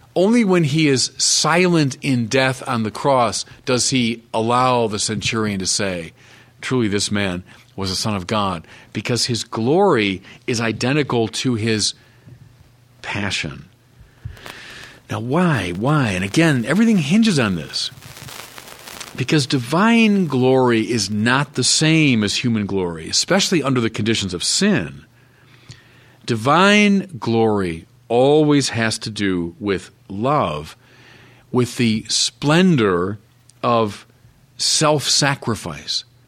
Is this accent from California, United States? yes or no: no; Chicago, Illinois, United States; I'm a Chicagoan